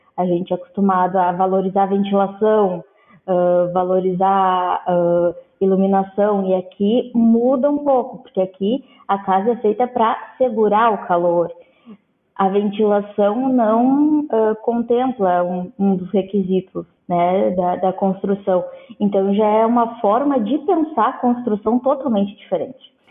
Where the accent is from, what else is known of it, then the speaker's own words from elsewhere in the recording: Pelotas, Rio Grande do Sul, Brazil; moved away as an adult; now in Berlin, Germany; eu sou de Pelotas, Rio Grande do Sul